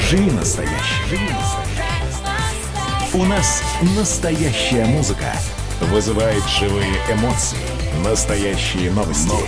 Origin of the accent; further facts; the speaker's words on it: Armenia; Э, я армянин, но голос … один из лучших.